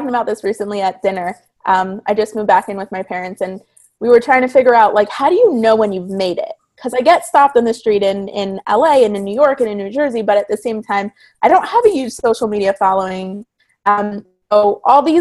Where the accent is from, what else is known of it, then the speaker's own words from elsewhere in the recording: Toronto, Ontario, Canada; moved away as an adult; now in California, United States; I'm originally from Toronto. So when I moved from Toronto to California